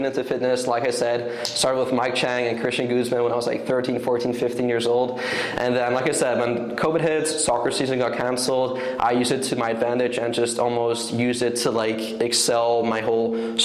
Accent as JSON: {"language": "English", "country": "Netherlands", "tie": "born or raised there", "also_born_or_lived": "Vancouver, British Columbia, Canada", "moved": "as an adult", "said": "I watched it all my life growing up in Europe, in the Netherlands"}